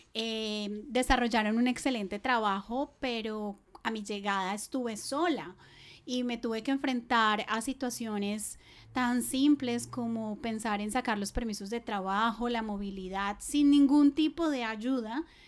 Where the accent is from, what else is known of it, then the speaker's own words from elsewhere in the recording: Bogotá, Colombia; moved away as an adult; now in Australia; yo soy colombiana de la ciudad de Bogotá